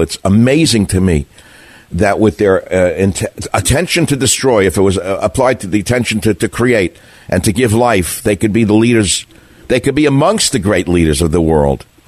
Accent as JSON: {"language": "English", "country": "United States", "said": "as an American living here in the land of in the Horn of Plenty"}